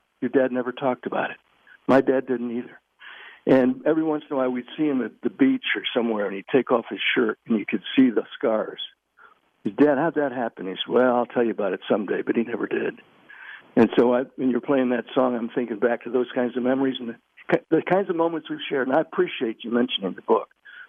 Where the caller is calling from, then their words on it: Virginia, United States; I'm calling you from Virginia.